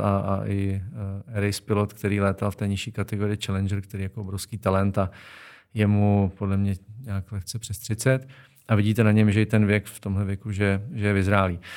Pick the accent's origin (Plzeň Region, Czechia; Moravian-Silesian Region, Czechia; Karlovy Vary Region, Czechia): Karlovy Vary Region, Czechia; Karlovy Vary; já jsem z Varu, takže tam to prostředí pro tyhle sporty je ideální